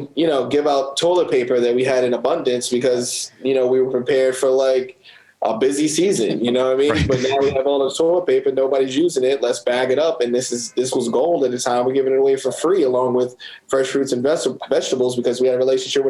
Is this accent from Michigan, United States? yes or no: no; Baltimore, Maryland, United States; also born or lived in Southern California; I was born in Baltimore, but I moved to California when I was 8 or something like that and stayed there till I was 12.